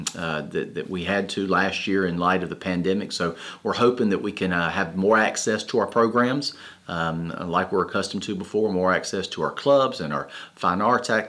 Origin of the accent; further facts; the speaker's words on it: Fort Mill, South Carolina, United States; I'm originally from Fort Mill, South Carolina